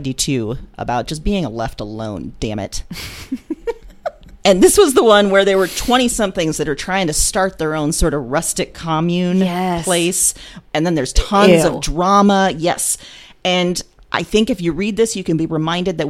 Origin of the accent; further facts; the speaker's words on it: Des Moines, Iowa, United States; I grew up here in Des Moines, Iowa